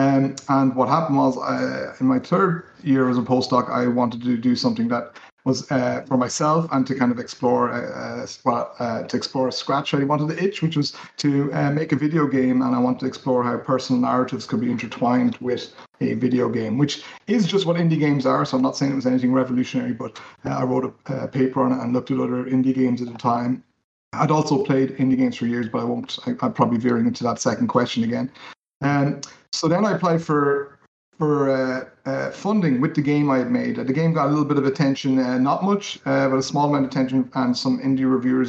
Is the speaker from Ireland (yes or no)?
yes; Dublin, Leinster, Ireland; born there; I was born in Dublin in Ireland, and we moved around a little bit.